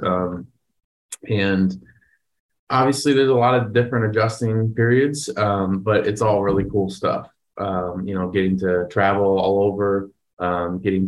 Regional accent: Wisconsin, United States; I wanted to be the next Brett Favre growing up in Wisconsin.

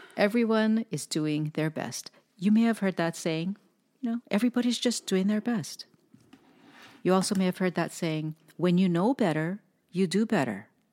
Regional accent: Hawaii, United States; now in Pacific Northwest, United States; an Asian person born and raised in Hawaii

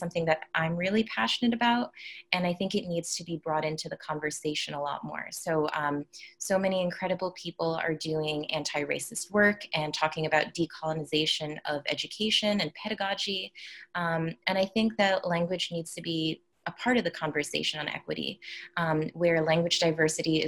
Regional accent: New York City, New York, United States; also born or lived in Amman, Jordan; I was born in Brooklyn, but then I spent my K through 6 years, so my elementary formative years in Amman, Jordan. And then I moved back to the United States to do 7th through 12th grade

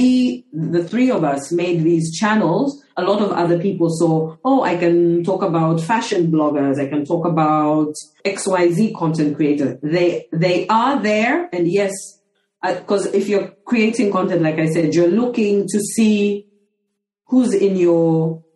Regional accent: Zambia; growing up in Zambia

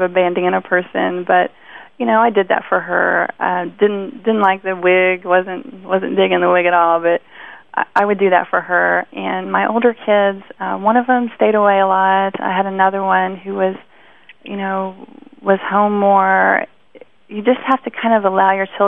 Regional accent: Indianapolis, Indiana, United States; I was living in Indianapolis at the time. That's my hometown

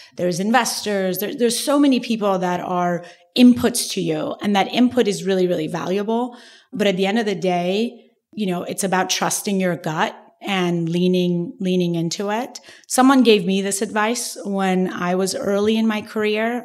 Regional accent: Iran; moved away; we grew up in Iran, you know, I, Iran is a very classist culture

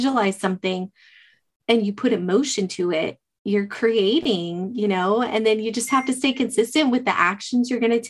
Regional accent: Arizona, United States; moved away as an adult; I'm from Arizona

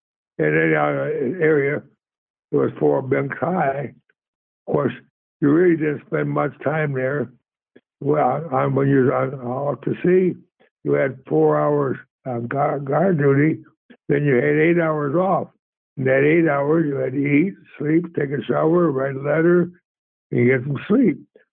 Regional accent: Michigan, United States; Well, my dad had a job, but didn't pay that much. And, you know, he pulled ice for Lansing some fuel.

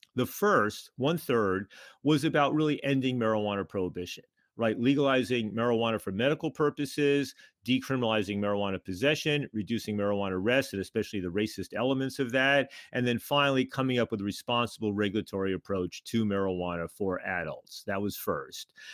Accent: New York, United States; moved away as an adult; also born or lived in Montreal; I grew up in New York, but I went up to McGill in Montreal for college

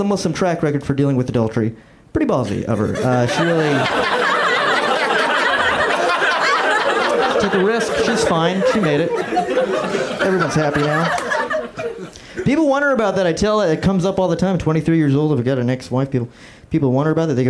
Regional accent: Florida, United States; moved away as an adult; I'm from Florida. That's where I grew up

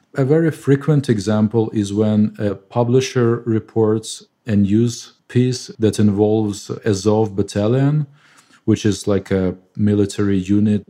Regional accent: Mykolaiv, Mykolaiv Oblast, Ukraine; now in Kyiv, Ukraine; Mykolaiv, which is my hometown

